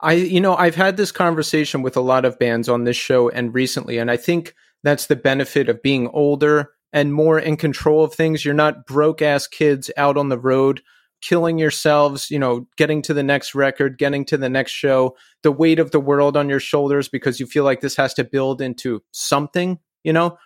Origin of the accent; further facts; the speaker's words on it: Philadelphia, Pennsylvania, United States; I'm originally from Philly, Philly area